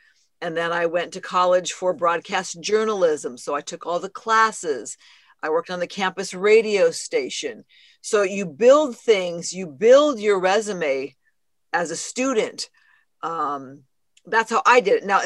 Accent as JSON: {"language": "English", "area": "outskirts of Phoenix", "region": "Arizona", "country": "United States", "tie": "born or raised there", "moved": "as an adult", "lives_now": "Los Angeles, United States", "said": "I grew up in Arizona, kind of on the outskirts of Phoenix"}